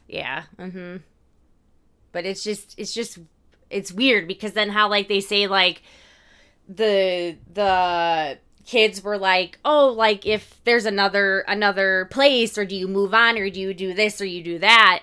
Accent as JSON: {"language": "English", "region": "Indiana", "country": "United States", "said": "we're from Indiana"}